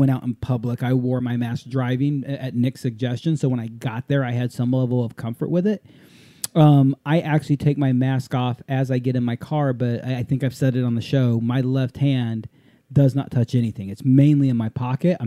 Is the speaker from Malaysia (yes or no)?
no; Japan; moved away; growing up in Japan for a while